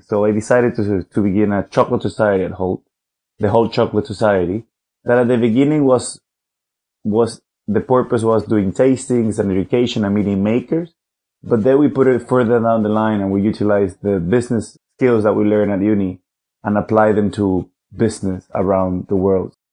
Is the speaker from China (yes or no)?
no; Venezuela; now in London, United Kingdom; from Venezuela. I currently live in London though